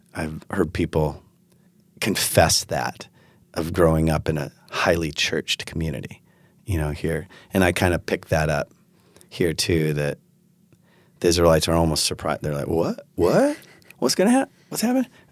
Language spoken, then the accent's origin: English; Pacific Northwest, United States; also born or lived in West Michigan; now in Holland, United States; I grew up in the Pacific Northwest